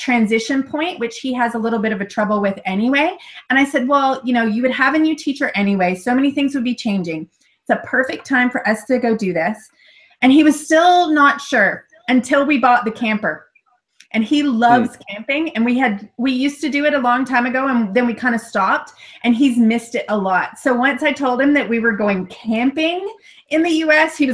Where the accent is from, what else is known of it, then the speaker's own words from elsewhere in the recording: United States; moved away; my home country